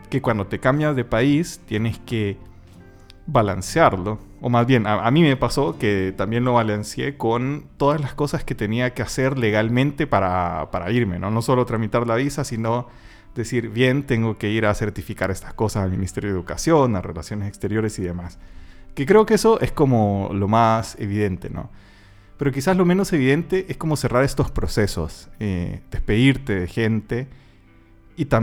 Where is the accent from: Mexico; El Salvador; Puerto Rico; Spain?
El Salvador; accent: Salvadoran; now in Chile; Como salvadoreño.